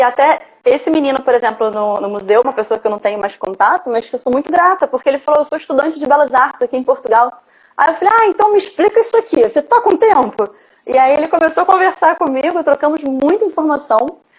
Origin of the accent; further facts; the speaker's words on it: Rio de Janeiro, Brazil; Eu sou do Rio de Janeiro